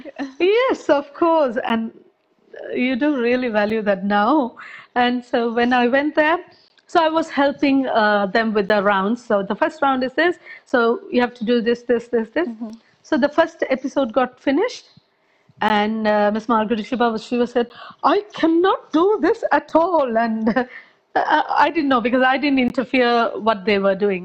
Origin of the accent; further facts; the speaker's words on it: Sri Lanka; now in London, United Kingdom; I was born in Sri Lanka.